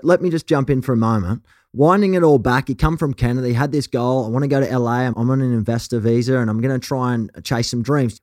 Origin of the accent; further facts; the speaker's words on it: Australia; accent: Aussie; now in Los Angeles, United States; my token Aussie accent